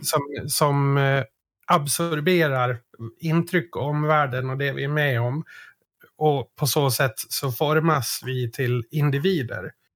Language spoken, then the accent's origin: Swedish; Sweden; för mig som svensk